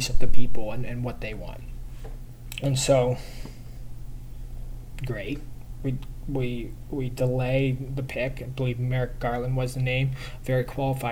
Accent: Canada; I'm Canadian

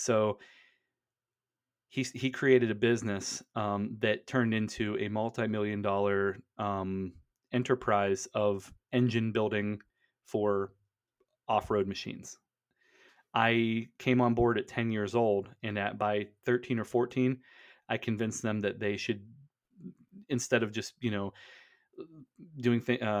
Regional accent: Pennsylvania, United States; I grew up in Western Pennsylvania, kind of, you know, white trash, redneck capital of the Northeast.

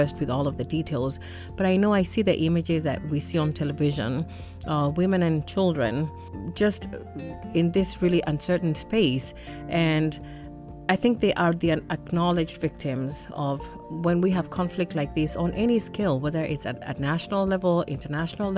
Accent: Kenya; I'm from Kenya.

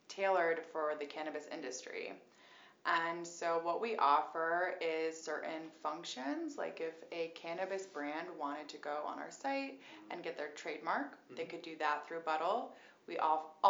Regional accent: New Hampshire, United States; moved away; also born or lived in Boston; I'm originally from New Hampshire and spent a lot of time in Boston, so I would say I'm a Bostonian.

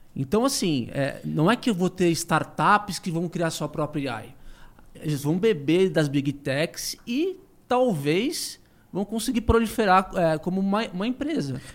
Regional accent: Brazil; eu, como brasileiro

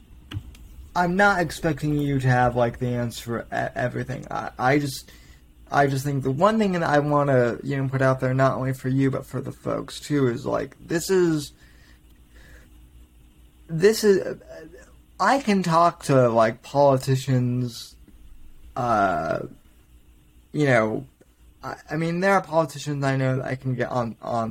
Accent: Denver, Colorado, United States; moved away as an adult; now in Florida, United States; we both grew up in Denver

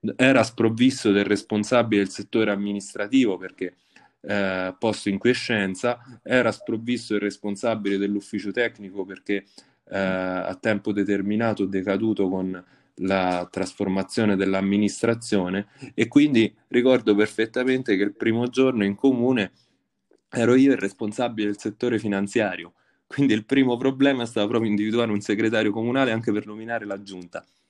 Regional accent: Valentano, Lazio, Italy; il più giovane sindaco della storia del mio paese

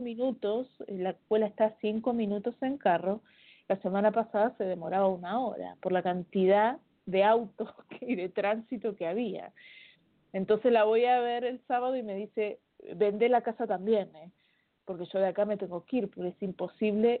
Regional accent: Argentina; accent: Argentine; moved away as an adult; now in Chile; hablo como argentina, pero hace 14 años que vivo en Chile

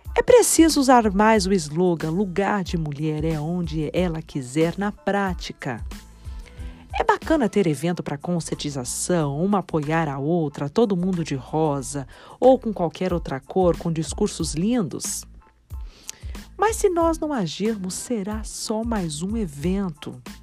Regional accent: Taboão da Serra, São Paulo, Brazil; Nasci em Taboão da Serra, na Grande São Paulo

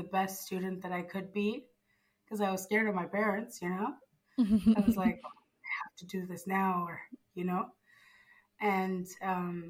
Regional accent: Zimbabwe; now in Italy; I'm from Zimbabwe.

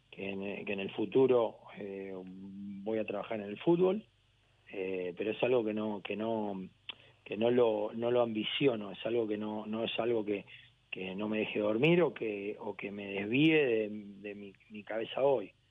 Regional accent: Argentina; also born or lived in Brussels, Belgium / Cagliari, Italy / Barcelona, Spain / Gran Canaria, Spain; soy argentino hasta el alma, tengo la bandera tatuada en mi brazo

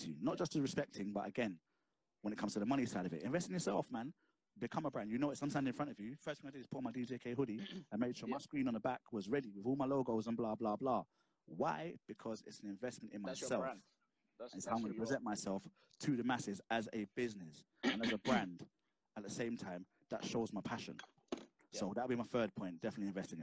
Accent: London, United Kingdom; I'm from South London, innit? I'm from Mitesfield Estate. Moved out from there, like Vassal Road, blah blah blah. Brixton is the playground where I've grown, innit?

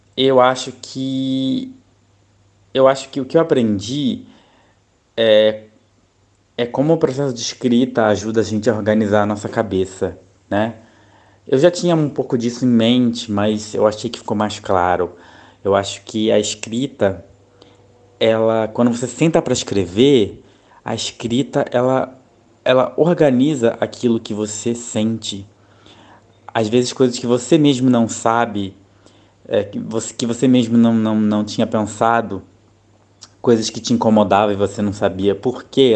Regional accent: Rio de Janeiro, Brazil; moved away as an adult; now in Thailand; eu sou do Rio de Janeiro, né? do estado do Rio de Janeiro, mas atualmente eu moro na Tailândia

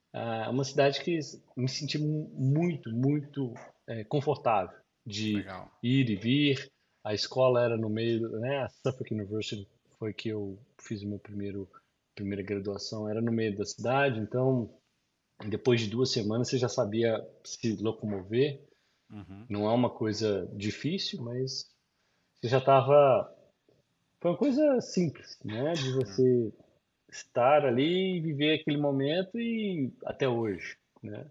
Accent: Belo Horizonte, Minas Gerais, Brazil; moved away as an adult; now in Boston, United States; Sou de Belo Horizonte. BH. Belo Horizonte. Nasci e criado em Belo Horizonte, mas os meus pais vieram da Zona da Mata

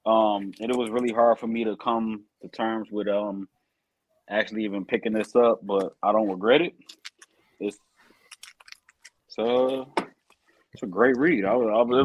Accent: Detroit, Michigan, United States; I'm from Detroit. I'm from Detroit, Michigan

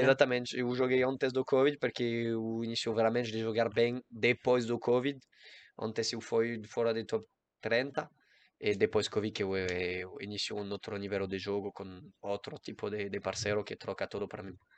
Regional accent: Guadeloupe; Portuguese is a second language; moved away; eu nasci em Guadalupe, uma isla em Caribe, e eu joguei tênis

